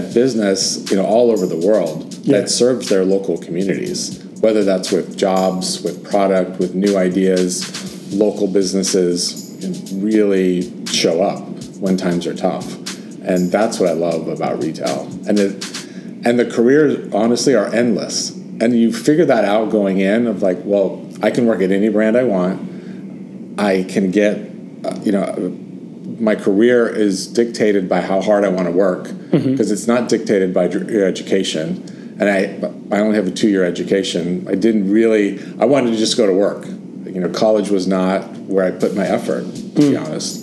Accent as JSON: {"language": "English", "region": "California", "country": "United States", "said": "I'm from California, and I grew up in a family of construction"}